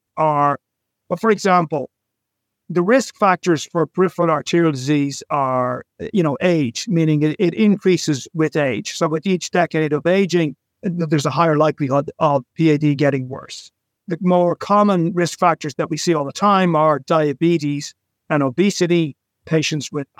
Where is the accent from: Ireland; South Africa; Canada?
Ireland; Dublin, Leinster; now in New York City, United States; I was born in Dublin and I've lived in cities my whole life